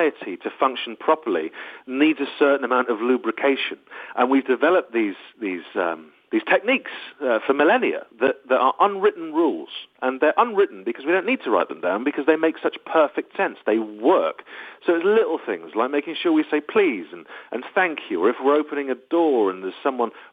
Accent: United Kingdom; also born or lived in Los Angeles, United States; I am very British.

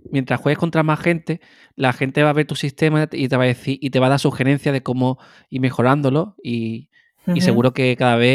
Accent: Málaga, Andalusia, Spain; somos los tres de Málaga

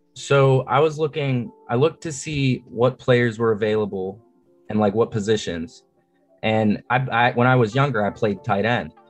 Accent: Greensburg, Pennsylvania, United States; I'm from Greensburg, Pennsylvania. It's like west southwest PA

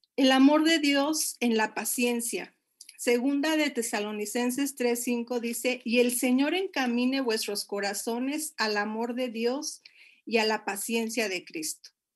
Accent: Monterrey, Nuevo León, Mexico; moved away as an adult; now in Puebla, Mexico; yo soy de la ciudad de Monterrey

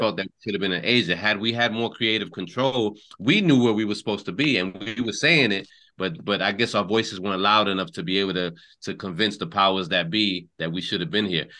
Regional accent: New York, United States; parents are both born, raised in Puerto Rico, and and you know we we grew up in New York, so we consider ourselves New Yorkers

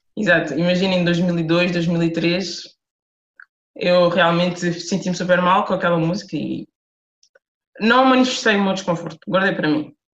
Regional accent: Lisbon, Portugal; moved away as an adult; also born or lived in Amadora / France; eu sou de Lisboa, nasci e cresci em Lisboa, uh, morei a maior parte da minha vida eh, na Amadora

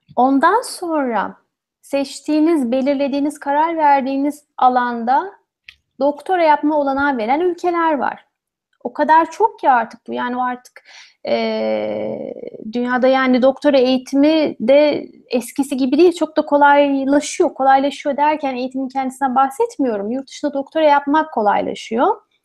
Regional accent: Ankara, Turkey; first language Turkish; moved away as an adult; also born or lived in Odense, Denmark; now in Bordeaux, France; Ankara'da doğdum büyüdüm.

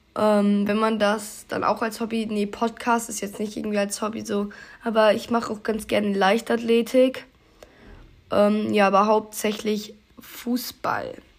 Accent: North Rhine-Westphalia, Germany; ich komme aus Nordrhein-Westfalen

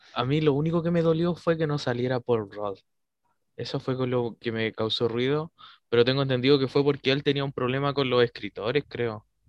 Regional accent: Chile; nuestra idiosincrasia como chilenos tiene un humor

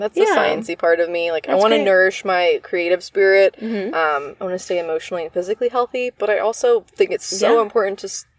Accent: Northeast, United States; I grew up in the Northeast. People, at least when I was younger, weren't speaking Spanish as mm-hmm. much there.

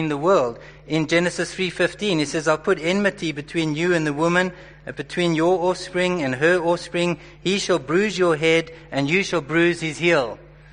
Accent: Johannesburg, Gauteng, South Africa; I was born and raised in Joburg

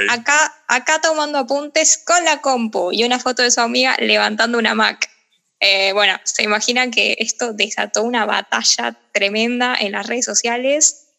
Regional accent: Olivos, Buenos Aires Province, Argentina; Yo soy de Olivos y estudio en la Facultad de Derecho de la UBA

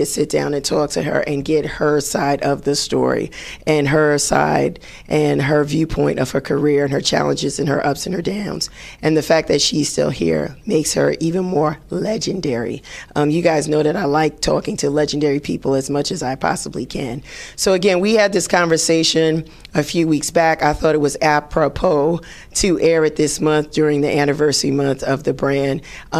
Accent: Bronx, New York, United States; Everybody that knows me knows that I love house, but if you are born and raised in the Bronx, there is some kind of affiliation or love that you're going to have for hip hop. And that's me. And so my birth place in the Bronx was the birthplace of hip hop

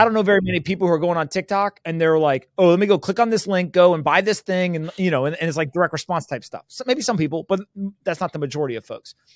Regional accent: United States; first language English; I was born in the United States where there was rule of law

